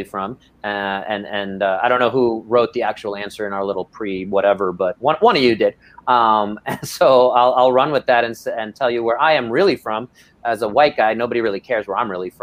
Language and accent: English; New York City, New York, United States; growing up in Brooklyn in that environment